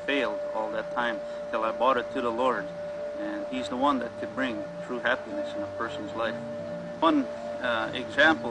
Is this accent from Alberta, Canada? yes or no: yes; Buffalo Lake Métis Settlement, Alberta, Canada; I'm from the Buffalo Lake Métis Settlement, and which is the Cree Nation, and it's in Alberta, Canada.